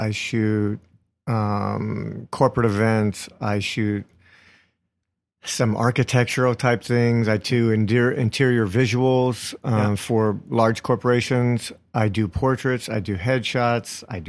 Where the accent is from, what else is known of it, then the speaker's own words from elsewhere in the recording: Pottsville, Pennsylvania, United States; now in New York, United States; Just outside of a little town called Pottsville, home of Yuengling Brewery.